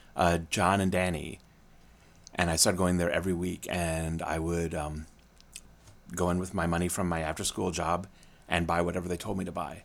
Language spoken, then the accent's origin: English; Springfield, Illinois, United States; I grew up in Springfield, Illinois